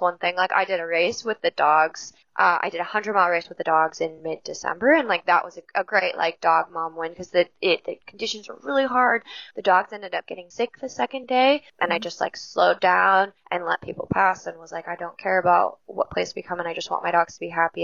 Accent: Forest Hill, California, United States; also born or lived in Auburn, California / Truckee, California / Portola, California; now in Alaska, United States; born in Auburn and I grew up in Forest Hill.

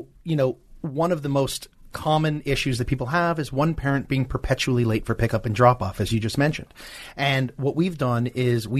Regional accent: Canada; now in California, United States; I'm Canadian

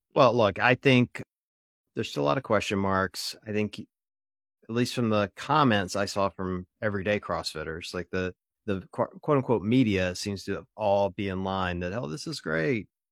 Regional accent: Ohio, United States; I'm from Ohio.

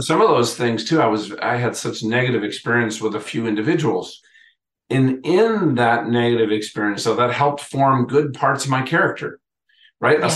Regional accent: Minnesota, United States; I grew up in Minnesota

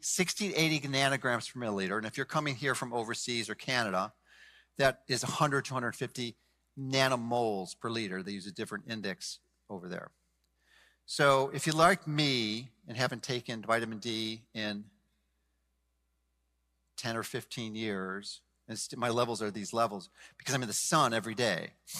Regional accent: Chicago, Illinois, United States; now in Florida, United States; I'm from Chicago, although I live in Florida now.

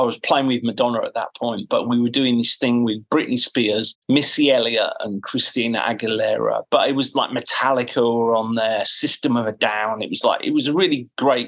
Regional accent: Bradford, Yorkshire and the Humber, United Kingdom; moved away; I'm from Bradford

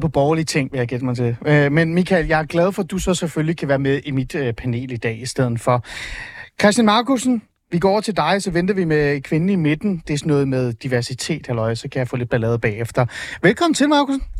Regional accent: East Jutland, Central Denmark Region, Denmark; i Østjylland, hvor jeg er fra

